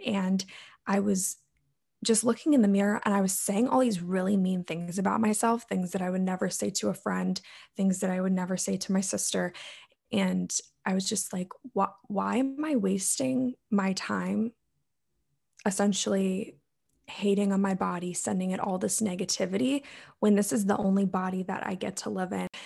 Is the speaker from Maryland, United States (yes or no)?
yes; Maryland, United States; I'm from Maryland in the United States.